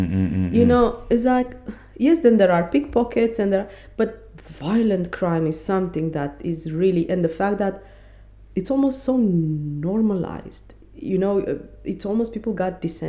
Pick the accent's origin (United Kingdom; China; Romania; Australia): Romania; also born or lived in Belgium; now in South Africa; I never really lived in Europe outside Romania, except for a year in Belgium, but I didn't go from Romania there. I was coming from South Africa.